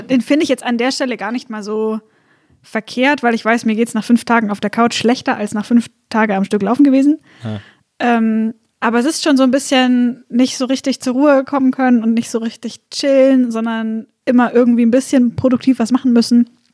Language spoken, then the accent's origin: German; Swabia, Baden-Württemberg, Germany; ich komme aus Schwabenland